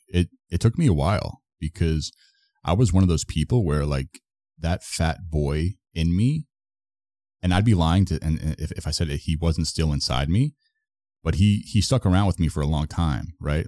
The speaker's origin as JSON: {"language": "English", "region": "Florida", "country": "United States", "also_born_or_lived": "Toronto", "said": "I'm from Florida, but I was living in Toronto for, like, almost a year"}